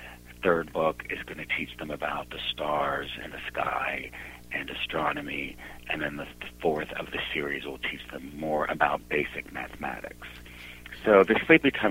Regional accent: Sparta, Peloponnese, Greece; we are from Sparta, Greece

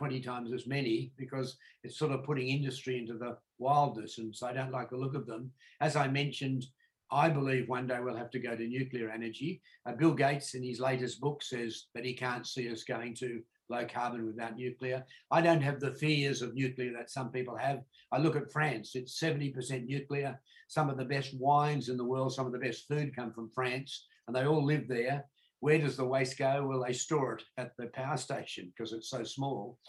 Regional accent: Australia; born here in the 1940s

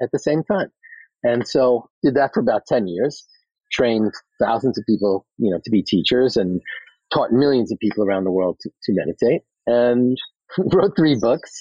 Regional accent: New York City, New York, United States; I'm from Queens

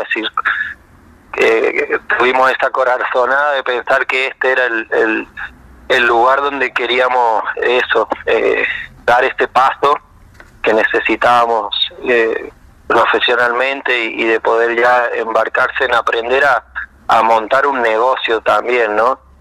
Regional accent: Jáchal, San Juan, Argentina; moved away as an adult; also born or lived in Mendoza / Barcelona; now in Bariloche, Argentina; yo soy de San Juan, de, de un pueblito a dos horas al norte, de un pueblo que se llama Hachal

